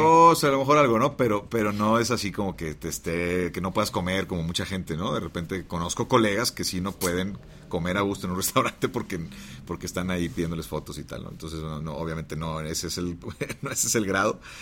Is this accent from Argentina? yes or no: no; Monterrey, Nuevo León, Mexico; Pero luego regreso a Monterrey, yo soy de Monterrey, regreso a Monterrey